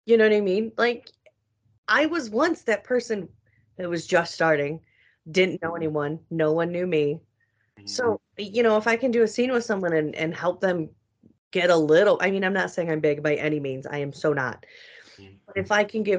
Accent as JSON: {"language": "English", "town": "Chicago", "region": "Illinois", "country": "United States", "tie": "born or raised there", "said": "it's also my hometown"}